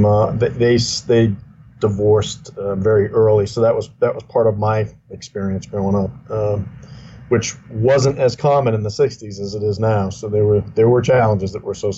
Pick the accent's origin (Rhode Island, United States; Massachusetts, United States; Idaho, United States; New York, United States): Massachusetts, United States; Salem; also born or lived in Beverly, Massachusetts; Grew up in Beverly and Salem. Again, it's just north of Boston.